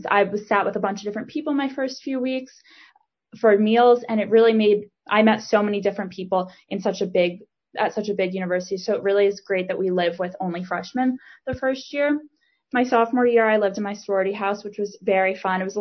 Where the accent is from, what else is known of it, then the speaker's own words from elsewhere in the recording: Kinnelon, New Jersey, United States; I'm from Kinnelon, New Jersey